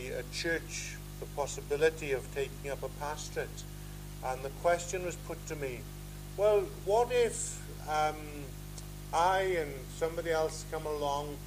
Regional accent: Pembrokeshire, Wales, United Kingdom; I come from Pembrokeshire, and just outside the town of Pembroke

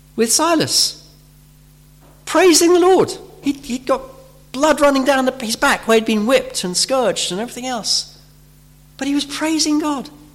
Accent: United Kingdom; we're British

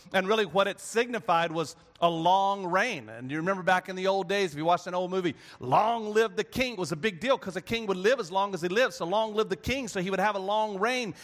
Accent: North Carolina, United States; I grew up in North Carolina

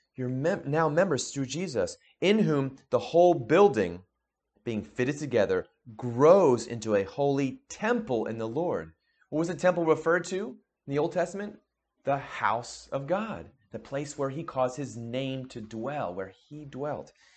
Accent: New Jersey, United States; we grew up in New Jersey together

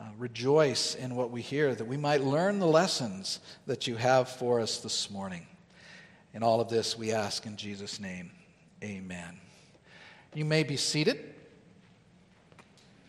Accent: Southern California, United States; now in Northern California, United States; I'm from Southern California. In Southern California, growing up

